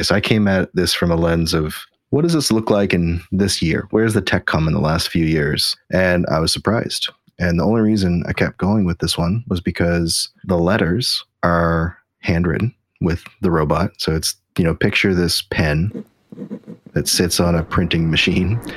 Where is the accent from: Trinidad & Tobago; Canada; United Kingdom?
Canada; As you know, Jason, I'm extremely Canadian.